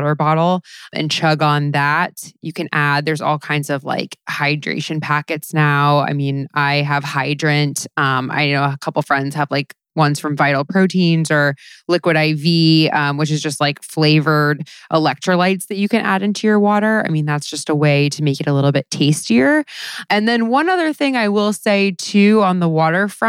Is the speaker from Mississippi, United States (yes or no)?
no; South Florida, United States; I grew up in South Florida during the like Paris Hilton years in the early 2000s